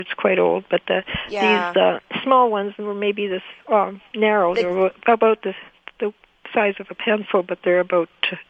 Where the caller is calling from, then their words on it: Winnipeg, Manitoba, Canada; From Winnipeg.